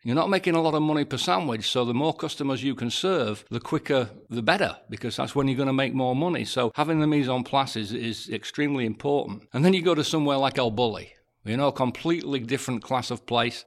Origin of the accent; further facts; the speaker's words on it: England, United Kingdom; I'm English